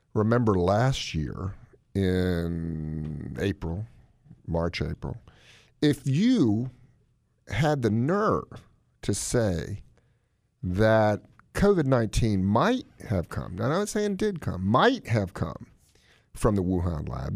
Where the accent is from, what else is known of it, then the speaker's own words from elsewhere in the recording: Yankeeville, the North, United States; moved away; Dinner in where I grew up in Yankeeville was at seven, six P M